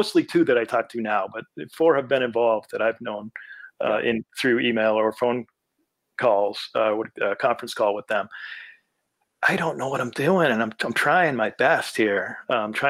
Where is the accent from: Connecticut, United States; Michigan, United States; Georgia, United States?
Connecticut, United States; now in Medfield, United States; I grew up in Connecticut